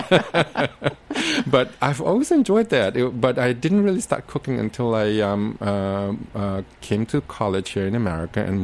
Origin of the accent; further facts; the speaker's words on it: Singapore; moved away; when I was growing up in Singapore